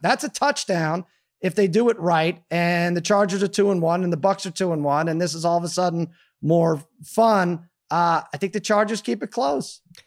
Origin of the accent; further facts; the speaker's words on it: New York, United States; I was born in New York